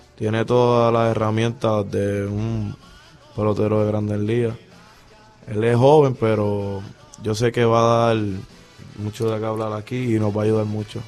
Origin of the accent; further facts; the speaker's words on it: Mayagüez, Puerto Rico; Yo soy de aquí, de Mayagüez, del residencial Eleonor Rubel